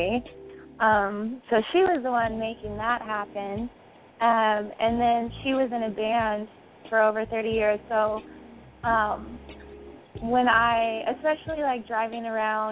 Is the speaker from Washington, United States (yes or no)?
yes; Seattle, Washington, United States; I'm from Seattle, Washington, born and raised